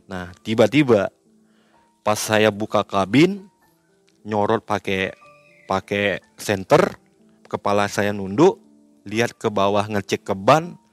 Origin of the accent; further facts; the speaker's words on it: West Kalimantan, Indonesia; Saya bilang kalau kita orang Kalimantan kalau nggak minum air kopi ini, ya kejadiannya seperti ini.